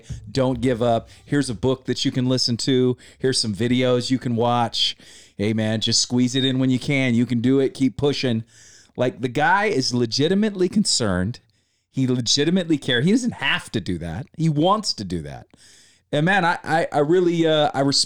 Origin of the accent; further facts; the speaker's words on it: Sacramento, California, United States; I grew up in Sacramento